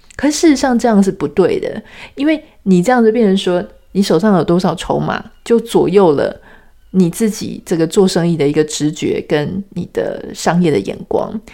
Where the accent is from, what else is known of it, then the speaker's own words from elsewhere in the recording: Taiwan; 我们从小在台湾长大